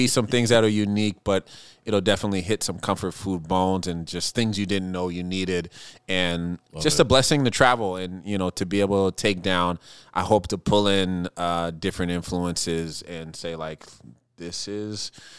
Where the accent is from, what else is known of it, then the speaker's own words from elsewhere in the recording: Minneapolis, Minnesota, United States; I want to tell this story of what these two things mean to me and growing up in Minneapolis.